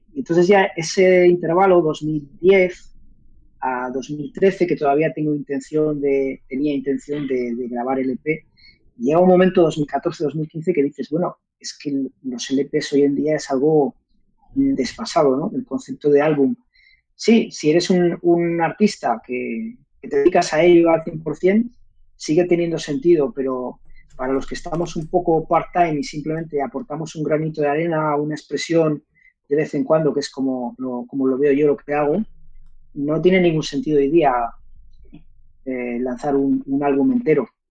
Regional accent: Zaragoza, Aragon, Spain; also born or lived in Manila / London; de ahí nos viene a los aragoneses nuestro acento y muchas palabras de nuestro vocabulario

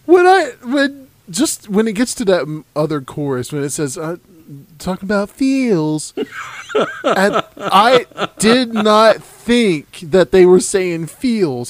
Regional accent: the South, United States; I'm from the South. I don't I don't pronounce things correctly.

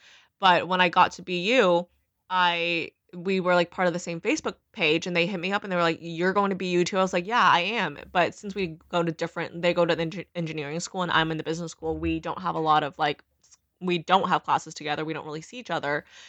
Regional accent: Beaumont, Texas, United States; So I think doing freshman year in Beaumont, which is my hometown, essentially, that was where I was born. Very hillbilly, very ratchet, honestly.

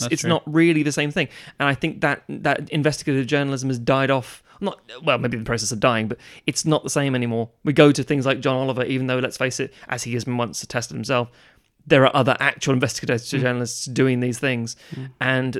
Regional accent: United Kingdom; because obviously being British, we're always a bit stuck up about it.

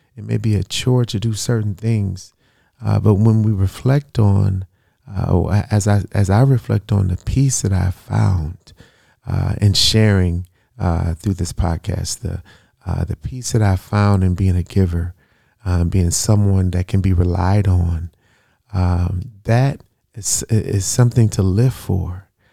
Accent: United States; I'm black American

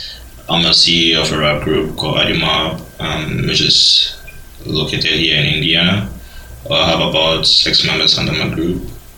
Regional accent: Ghana; also born or lived in Nigeria; now in United States; I was born in Ghana, but my parents are Nigerian. So you can say I'm almost American and just naturalized like 4 years ago. So I guess you can say I'm a Ghanaian American

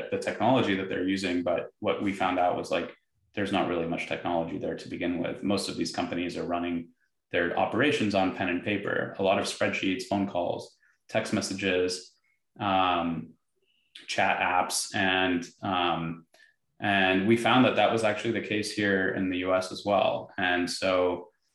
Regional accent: Dubai, United Arab Emirates; moved away; where I grew up in Dubai

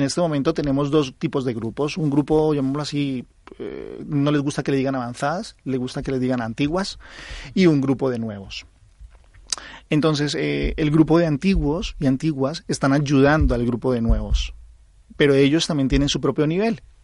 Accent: Colombia; accent: Colombian; now in Spain; soy colombiano, creo que se nota por mi acento

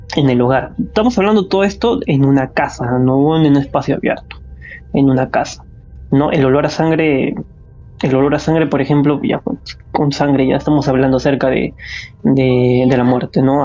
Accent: Peru; somos de Perú

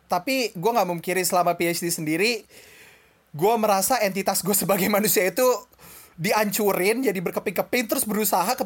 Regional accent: Bekasi, West Java, Indonesia; bilang Jakarta padahal orang Bekasi

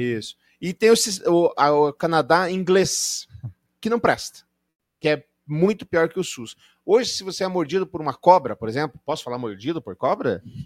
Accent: Brazil; claro que nós somos brasileiros

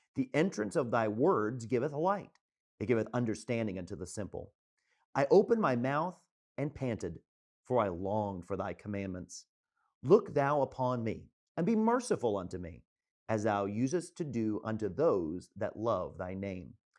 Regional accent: Tampa, Florida, United States; moved away as an adult; now in New England, United States; I was born and raised in Tampa, Florida

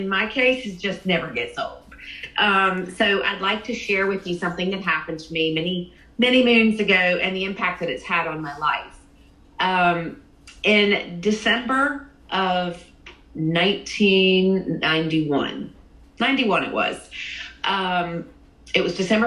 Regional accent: Virginia, United States; I grew up in the Bible Belt in Virginia, and I was a preacher's daughter

